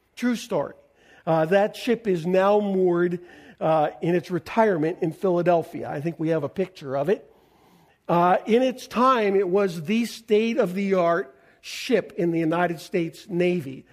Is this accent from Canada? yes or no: yes; Canada; I'm a Canadian